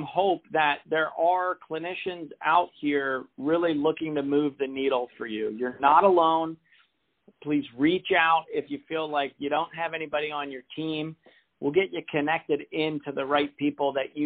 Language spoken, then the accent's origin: English; Portland, Oregon, United States; my hometown here is the Brian Grant Foundation